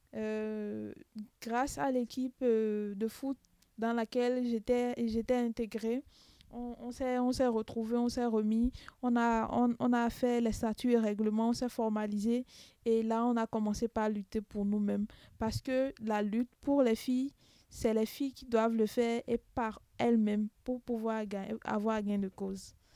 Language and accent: French; Benin; je viens du Bénin